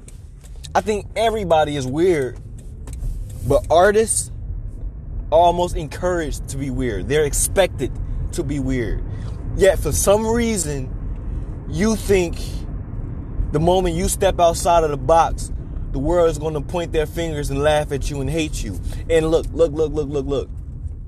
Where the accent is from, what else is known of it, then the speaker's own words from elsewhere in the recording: Chicago, Illinois, United States; my hometown, Chicago, Illinois